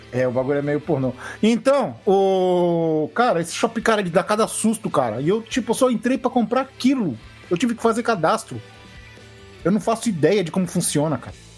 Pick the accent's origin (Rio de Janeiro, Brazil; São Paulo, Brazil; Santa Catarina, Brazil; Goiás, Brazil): São Paulo, Brazil; Santos; eu sou Santista, cara. Nós somos os cariocas de São Paulo